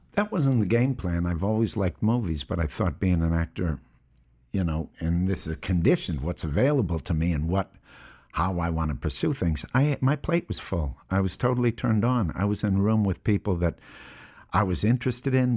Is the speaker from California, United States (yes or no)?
no; Appleton, Wisconsin, United States; I was born in Appleton, Wisconsin in 1955.